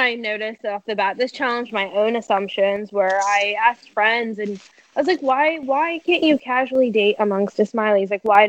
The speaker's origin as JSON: {"language": "English", "town": "Houston", "region": "Texas", "country": "United States", "said": "I am from Houston"}